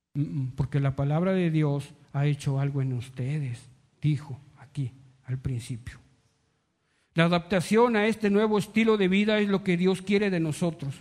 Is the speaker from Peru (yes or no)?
no; Mexico